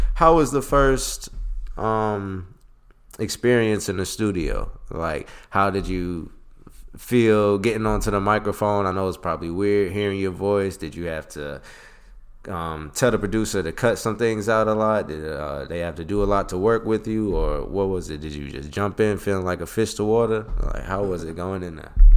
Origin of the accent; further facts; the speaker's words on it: Philadelphia, Pennsylvania, United States; me being from Philly